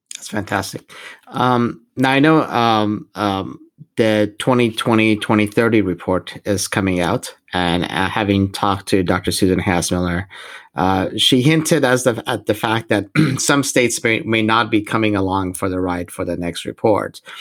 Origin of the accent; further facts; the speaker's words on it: Iran; moved away; I'm originally from from Iran